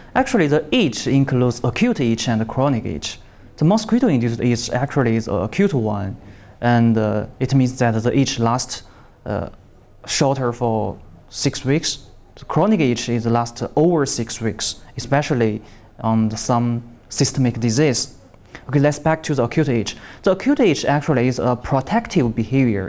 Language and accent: English; Shandong, China; English is a second language; moved away; also born or lived in Shaanxi; I was born in Shandong Province, Shandong uh, province. Uh, East Province of China